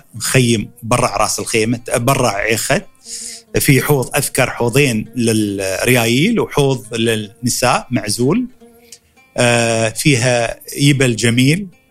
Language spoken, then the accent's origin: Arabic; Dubai, United Arab Emirates; born or raised there; accent: Emirati